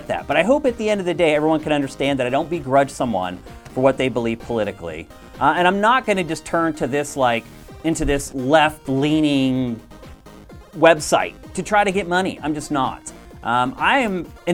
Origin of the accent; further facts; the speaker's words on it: East Coast, United States; also born or lived in Carlisle, Pennsylvania; now in California, United States; I grew up on the East Coast, and that's where I went to punk and hardcore shows